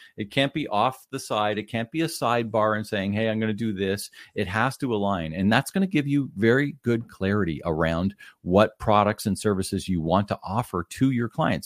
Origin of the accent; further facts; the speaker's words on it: Ottawa, Ontario, Canada; moved away as an adult; now in near Toronto, Canada; born and raised in the Ottawa area